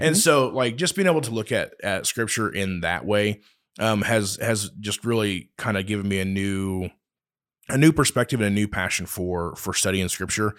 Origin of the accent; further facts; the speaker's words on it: Oakley, United States; moved away as an adult; now in Hays, United States; I'm from Oakley